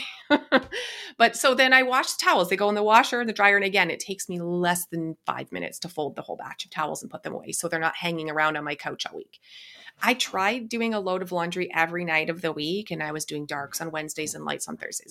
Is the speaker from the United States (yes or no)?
no; Canada; I'm Canadian